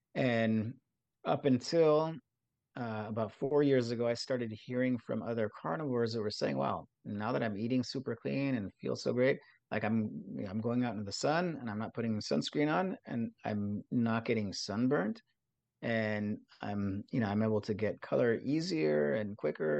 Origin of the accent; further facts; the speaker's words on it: Southern California, United States; I, I grew up in Southern California in, in a beach town